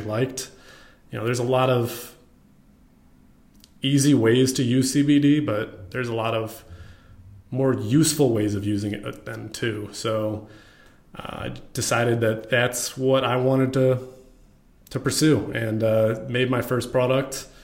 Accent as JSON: {"language": "English", "town": "Dallas", "region": "Texas", "country": "United States", "tie": "born or raised there", "also_born_or_lived": "Racine, Wisconsin / Plano, Texas", "said": "When I was young. I think I was 8. When I moved to Plano and then Dallas shortly after that. So I've kind of been in Dallas most of my life"}